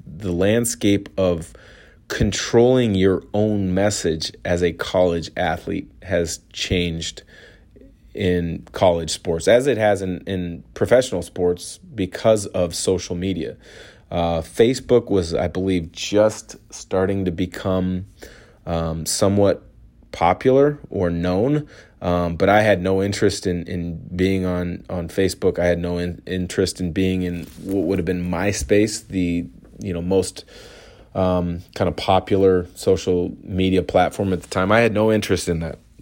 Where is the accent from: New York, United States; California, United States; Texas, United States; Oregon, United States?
Oregon, United States; Portland; growing up in the Portland area